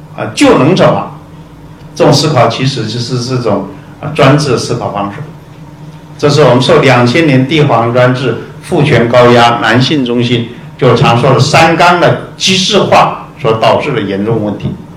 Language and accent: Chinese; Taiwan; 我们台湾人